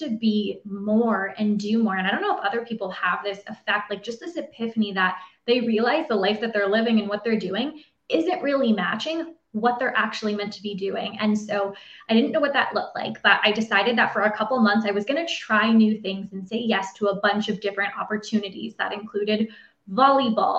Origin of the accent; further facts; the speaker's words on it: Ontario, Canada; I'm from Ontario, Canada